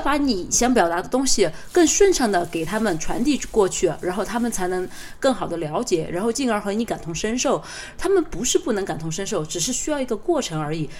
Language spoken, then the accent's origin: Chinese; China; 我们中国人